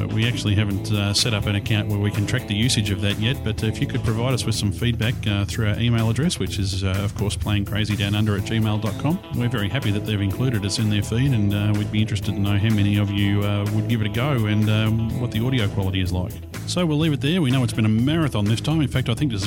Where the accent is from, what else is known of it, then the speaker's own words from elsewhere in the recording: Australia; We're from the Southern Hemisphere, so we've got the real Southern accents